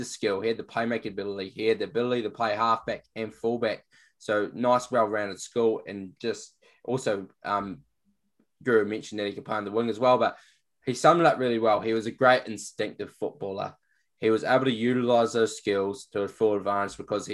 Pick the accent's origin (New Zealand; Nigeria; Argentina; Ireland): New Zealand; being a Kiwi as well